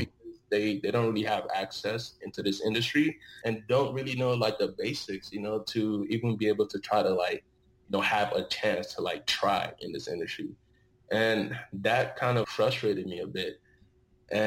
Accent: Dallas, Texas, United States; also born or lived in Osun State, Nigeria / Austin, Texas; I was born in Nigeria, Osun State, and I grew up in Dallas, Texas.

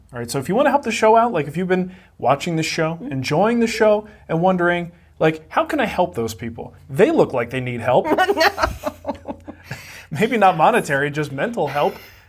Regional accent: Trenton, New Jersey, United States; moved away; in New Jersey, in my hometown of Trenton, New Jersey.

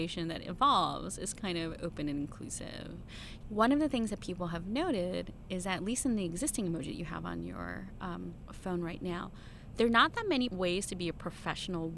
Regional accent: United States; I'm Chinese American

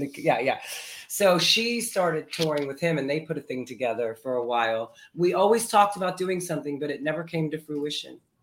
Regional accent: Florida, United States; moved away as an adult; also born or lived in New Brunswick, New Jersey / Fort Lee, New Jersey; now in New York City, United States; I was um, two when we moved to Florida

